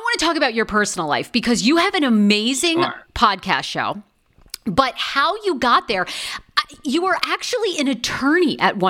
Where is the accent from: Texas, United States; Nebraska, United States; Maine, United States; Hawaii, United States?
Maine, United States; I'm from Maine.